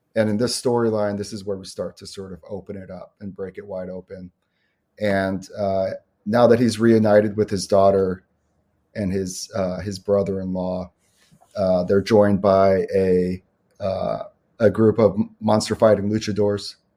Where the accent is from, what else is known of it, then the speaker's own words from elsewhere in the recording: New York City, New York, United States; moved away; also born or lived in Chicago suburbs, Illinois; I grew up in Brooklyn